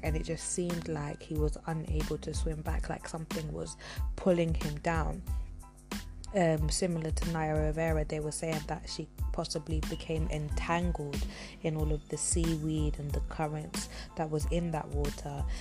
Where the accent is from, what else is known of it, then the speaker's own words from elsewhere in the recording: London, United Kingdom; my hometown, which is London